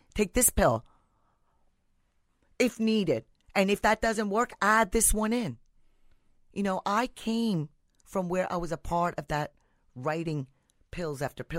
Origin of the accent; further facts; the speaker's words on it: India; So the history goes back to where I'm originally from. Mm-hmm. I'm from India.